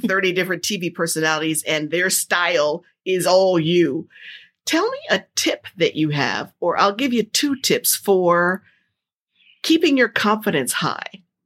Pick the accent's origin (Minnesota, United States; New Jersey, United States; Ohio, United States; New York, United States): New Jersey, United States; I grew up in Jersey